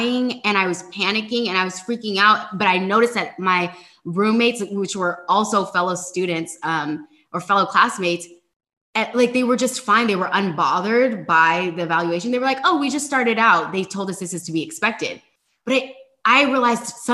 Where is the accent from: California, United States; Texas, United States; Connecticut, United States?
California, United States; I'm from California